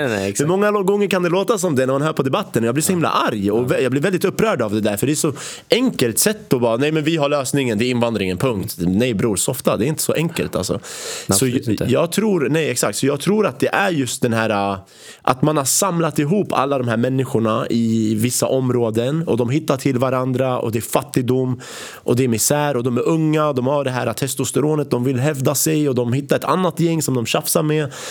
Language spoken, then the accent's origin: Swedish; Jakobsberg, Stockholm County, Sweden; also born or lived in Iraq; jag är ändå född i Irak